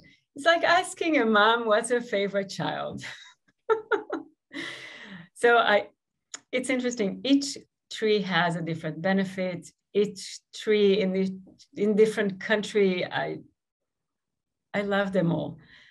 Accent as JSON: {"language": "English", "country": "Israel", "tie": "born or raised there", "moved": "yes", "lives_now": "United States", "said": "I grew up in Israel"}